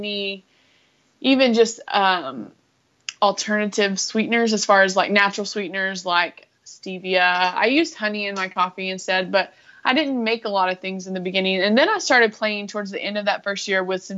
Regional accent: West Texas, United States; I am from Texas, West Texas

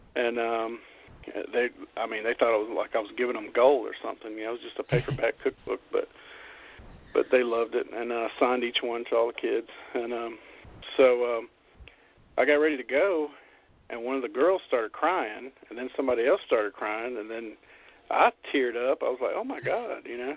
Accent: Birmingham, Alabama, United States; I'm from America, obviously, and uh, I was born in Birmingham, Alabama

